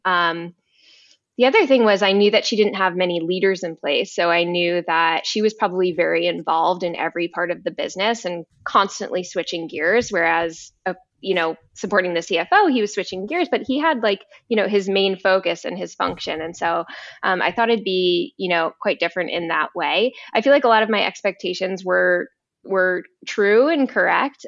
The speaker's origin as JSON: {"language": "English", "region": "East Coast", "country": "United States", "moved": "yes", "said": "I'm originally from the East Coast"}